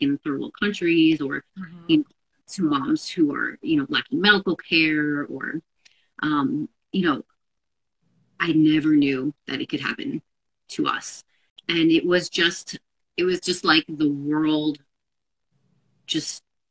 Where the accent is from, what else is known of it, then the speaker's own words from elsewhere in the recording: New York metro area, United States; also born or lived in Seattle; we're both here from the New York metro area.